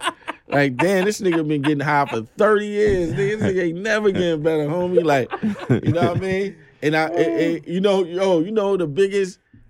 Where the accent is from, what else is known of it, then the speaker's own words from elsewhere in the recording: Brooklyn, New York, United States; I'm like, yo, I'm from Brooklyn.